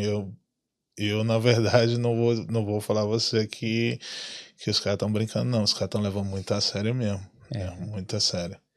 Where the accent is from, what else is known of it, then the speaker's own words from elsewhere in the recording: Salvador, Bahia, Brazil; moved away as an adult; now in Ireland; minha infância na, no Brasil, assim, lá em, principalmente lá em Salvador